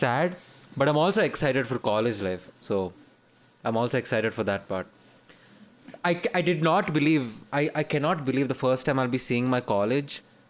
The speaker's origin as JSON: {"language": "English", "town": "Bangalore", "region": "Karnataka", "country": "India", "tie": "born or raised there", "also_born_or_lived": "Chennai", "moved": "as an adult", "said": "I'm leaving Bangalore. This is my hometown. Not technically, but this is where I've grown up. And this is my place."}